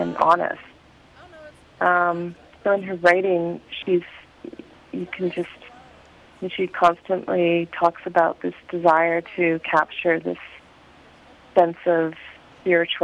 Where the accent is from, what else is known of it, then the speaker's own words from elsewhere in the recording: Vancouver, British Columbia, Canada; moved away as an adult; also born or lived in Victoria, Canada; now in Newfoundland and Labrador, Canada; I grew up in Vancouver